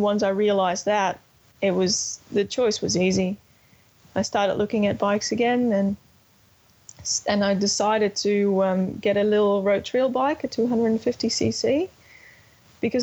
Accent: Netherlands; I'm from the Netherlands

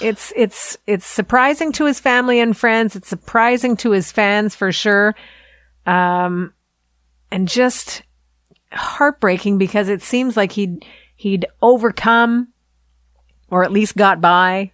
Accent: Canada; accent: Canadian; my Canadian accent

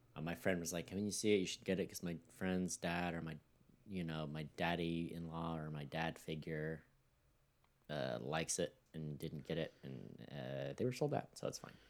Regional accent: Mojave Desert, California, United States; moved away as an adult; now in Missouri, United States; I grew up in the danger zone of Mojave Desert

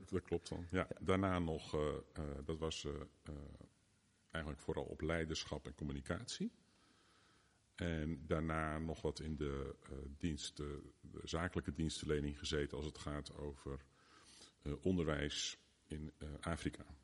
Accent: Driebergen, Utrecht, Netherlands; now in Gouda, Netherlands; de grootste tijd van mijn jeugd wel in Driebergen gewoond. Daar ben ik opgegroeid.

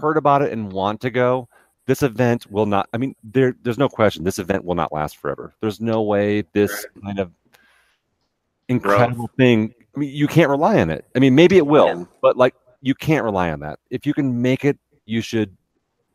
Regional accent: Colorado, United States; I'm from Colorado

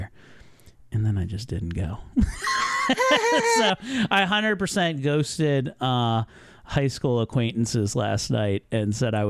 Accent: Columbia, Maryland, United States; my hometown of Columbia, Maryland.

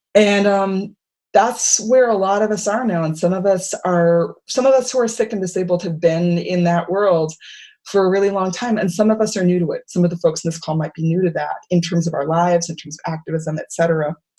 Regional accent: Worcester, Massachusetts, United States; I'm from Worcester, Massachusetts

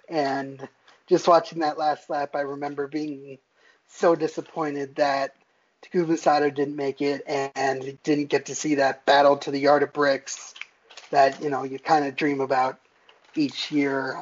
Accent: Bethlehem, Pennsylvania, United States; I was born in Bethlehem, Pennsylvania, um, near Nazareth Speedway

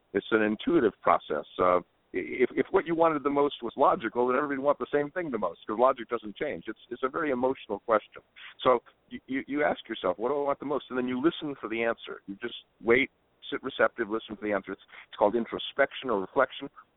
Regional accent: Southern California, United States; now in Hana, United States; I grew up in Southern California, and moving here to Hana

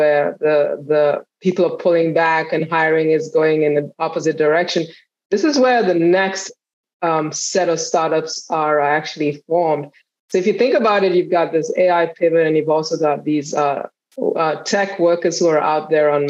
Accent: Kenya; now in United States; I grew up, I was born and I was raised in Kenya. So I came to the US for school, and I've been here ever since

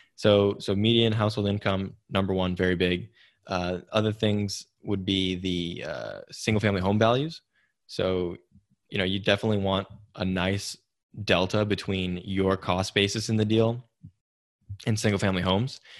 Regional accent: Silicon Valley, California, United States; growing up in Silicon Valley

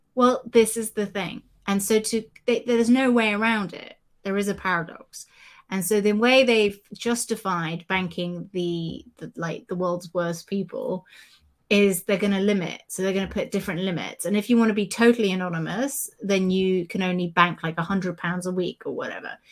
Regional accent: United Kingdom; as a Brit

